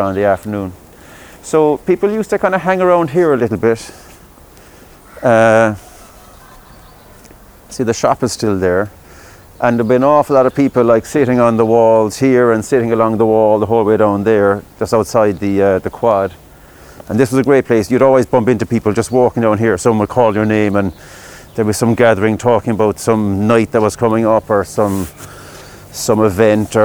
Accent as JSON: {"language": "English", "town": "Midleton", "region": "Munster", "country": "Ireland", "said": "I'm from Middleton originally"}